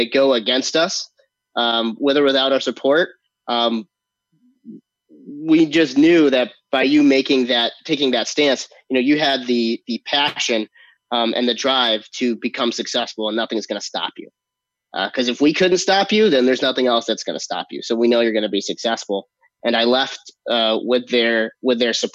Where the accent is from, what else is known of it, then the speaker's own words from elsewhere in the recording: Hartford, Connecticut, United States; moved away as an adult; also born or lived in Los Angeles; I'm originally from Hartford, Connecticut